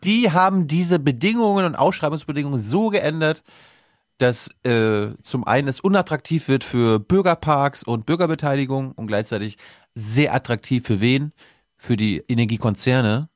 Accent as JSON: {"language": "German", "region": "Mecklenburg-Vorpommern", "country": "Germany", "tie": "born or raised there", "moved": "yes", "said": "ich bin MacPom vollkommen ohne Windräder aufgewachsen"}